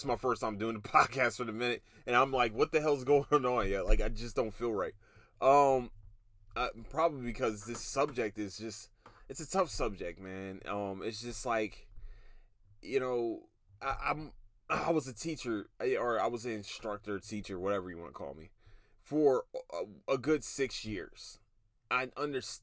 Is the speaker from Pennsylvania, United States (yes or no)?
yes; Philadelphia, Pennsylvania, United States; now in Texas, United States; I'm from Philadelphia, I'm a Philadelphian